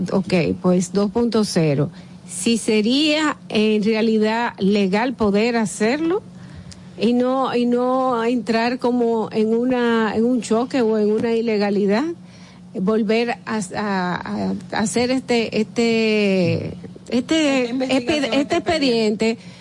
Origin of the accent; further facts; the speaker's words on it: Dominican Republic; nosotros como dominicanos